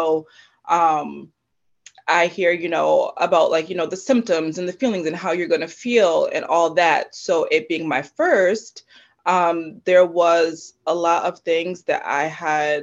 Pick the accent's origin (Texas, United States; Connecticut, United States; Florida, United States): Connecticut, United States; I was born and raised in Connecticut. I've always lived here, not moved away